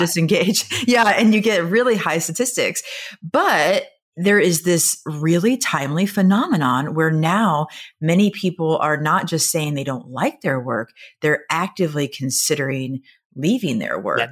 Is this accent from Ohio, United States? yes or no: no; Nebraska, United States; I am from Nebraska, and so we speak in a lot of farm metaphors